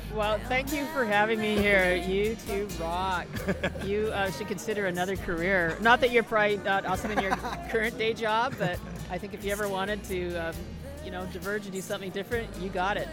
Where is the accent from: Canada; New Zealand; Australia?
Canada; I'm Canadian